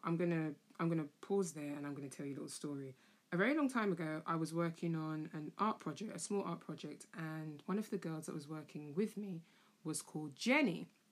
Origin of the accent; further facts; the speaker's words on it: London, United Kingdom; also born or lived in Camden; I was born in Camden and I was raised in Tottenham.